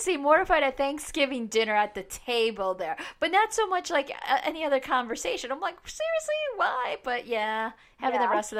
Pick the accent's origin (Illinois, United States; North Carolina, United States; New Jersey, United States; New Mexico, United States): Illinois, United States; Chicago; I grew up in Chicago.